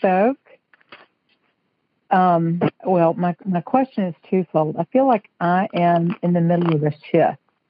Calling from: Greenville, South Carolina, United States; I'm calling in from Greenville, South Carolina.

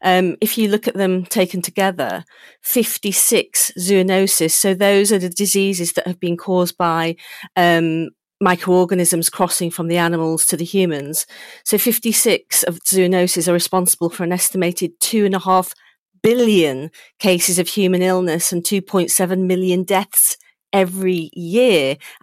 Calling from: Chepstow, Wales, United Kingdom; I'm from my home in Chepstow.

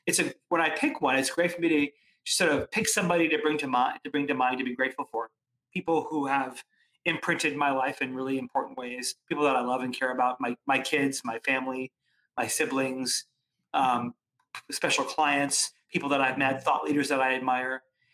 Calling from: Connecticut, United States; I am actually coming from just outside New York City in suburban Connecticut.

